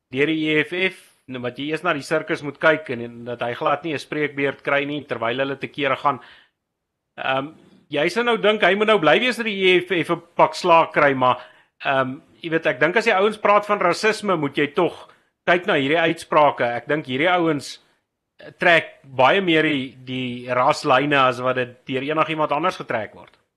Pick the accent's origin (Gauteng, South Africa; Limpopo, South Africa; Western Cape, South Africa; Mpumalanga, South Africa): Gauteng, South Africa; Randfontein; Randfontein hier waar ek vandaan kom